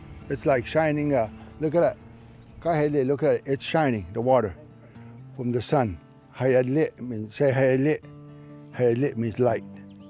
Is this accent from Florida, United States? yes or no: yes; Highland tree island, Everglades, Florida, United States; So that's when we moved from Castellapo all the way to that island. And that's where I was born, and most of our brothers and sisters.